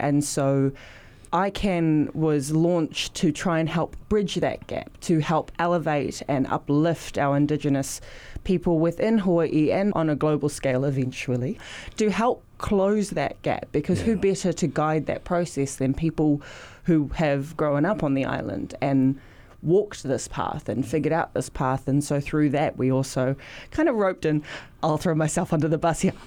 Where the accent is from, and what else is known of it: New Zealand